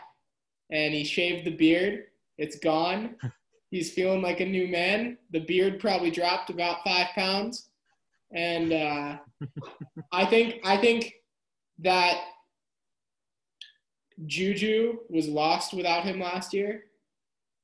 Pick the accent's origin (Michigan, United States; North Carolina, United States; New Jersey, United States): New Jersey, United States; the area I grew up in Jersey